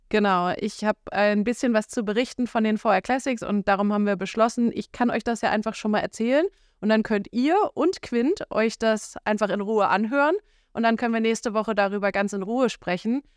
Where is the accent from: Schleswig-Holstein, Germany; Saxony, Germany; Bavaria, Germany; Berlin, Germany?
Schleswig-Holstein, Germany; hier oben bei uns in Schleswig-Holstein